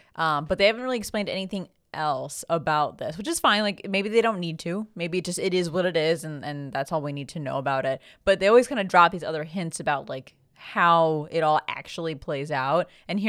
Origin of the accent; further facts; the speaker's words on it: Philippines; I know the Philippines thing was pretty exciting for us because we're both Filipino.